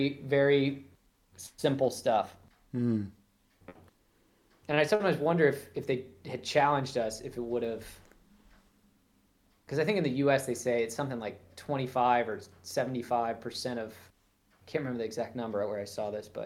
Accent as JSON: {"language": "English", "region": "Florida", "country": "United States", "tie": "born or raised there", "said": "I grew up in Florida"}